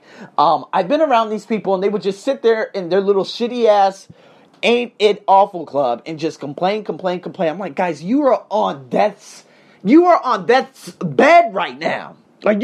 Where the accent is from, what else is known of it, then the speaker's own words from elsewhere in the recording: Las Vegas, Nevada, United States; moved away as an adult; now in Australia; I'm born and raised in the Vegas Craze